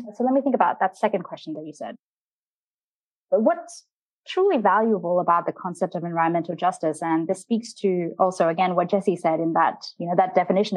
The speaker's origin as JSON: {"language": "English", "country": "Australia", "tie": "born or raised there", "moved": "yes", "said": "my home country, Australia"}